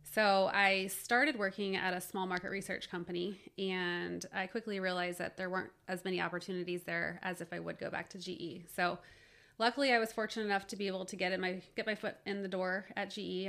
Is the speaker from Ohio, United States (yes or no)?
yes; Cincinnati, Ohio, United States; I grew up in Cincinnati